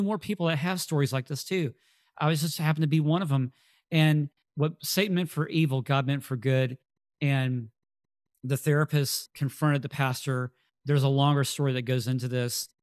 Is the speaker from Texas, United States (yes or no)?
yes; Texas, United States; we're from Texas